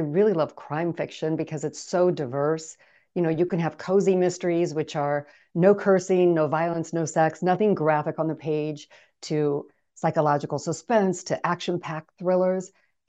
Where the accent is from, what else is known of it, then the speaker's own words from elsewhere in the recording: Midwest, United States; I grew up in the Midwest.